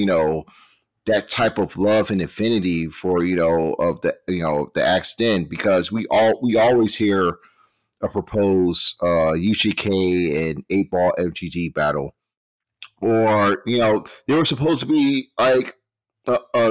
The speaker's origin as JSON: {"language": "English", "town": "Richmond", "region": "Virginia", "country": "United States", "tie": "born or raised there", "said": "I grew up in Richmond my whole life"}